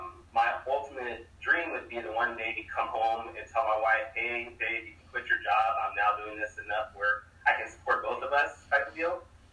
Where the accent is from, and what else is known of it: Sacramento, California, United States